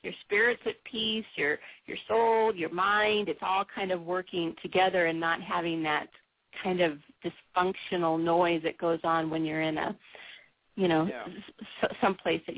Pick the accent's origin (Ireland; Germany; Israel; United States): United States; San Diego, California; also born or lived in Pacific Northwest; I was born and raised in San Diego, and so when I transitioned up to the Pacific Northwest